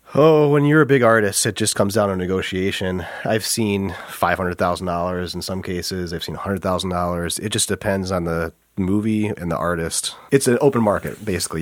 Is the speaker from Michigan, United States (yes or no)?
yes; Flint, Michigan, United States; we're both from Flint